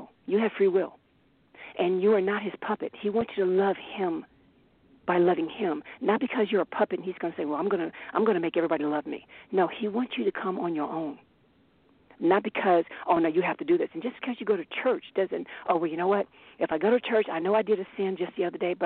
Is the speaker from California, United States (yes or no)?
yes; Bay Area, California, United States; also born or lived in Germany / Paris, France; I grew up in the Bay Area